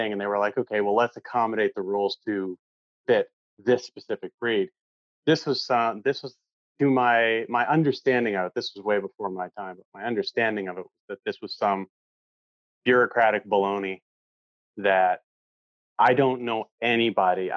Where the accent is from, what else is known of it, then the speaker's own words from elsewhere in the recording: Maine, United States; moved away as an adult; now in Norway; I grew up in Maine in the 90s